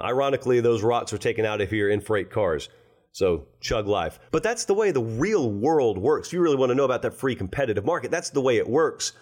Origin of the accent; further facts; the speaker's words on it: Harris County, Georgia, United States; I'm from Harris County. We've got Pine Mountain in Harris County